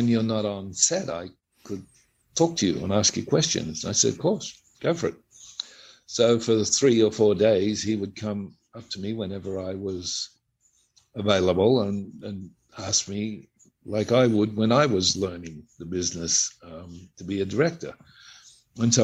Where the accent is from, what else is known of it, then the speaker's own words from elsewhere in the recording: Australia; I'm an Australian